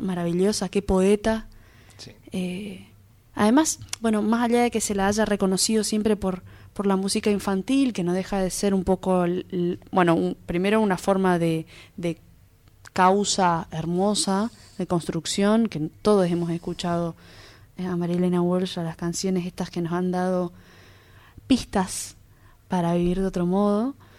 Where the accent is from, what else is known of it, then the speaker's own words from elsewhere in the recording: Argentina; como argentinos